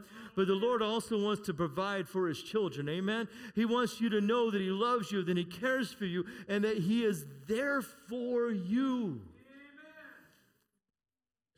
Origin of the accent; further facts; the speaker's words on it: United States; We're American.